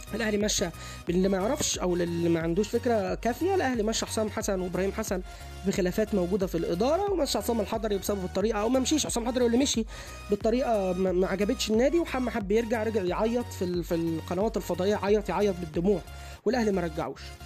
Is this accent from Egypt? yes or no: yes; Egypt; احنا كجمهور مصري